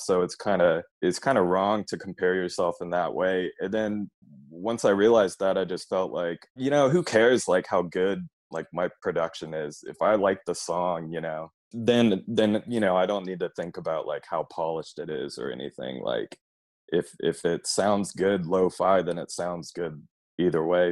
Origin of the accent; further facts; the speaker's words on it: Austin, Texas, United States; I grew up here in Austin, so I've been here all my life